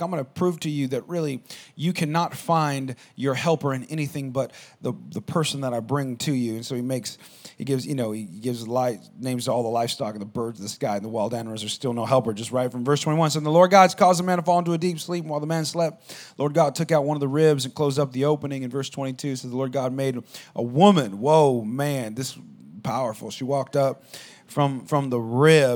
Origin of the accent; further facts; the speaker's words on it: Albuquerque, New Mexico, United States; moved away; I grew up in Albuquerque, New Mexico, and there wasn't anything there.